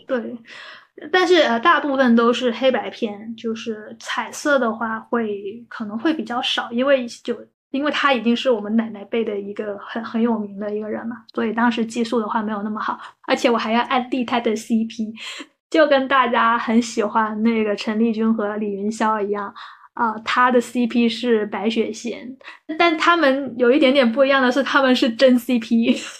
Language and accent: Chinese; Guangdong, China; 我们广东这边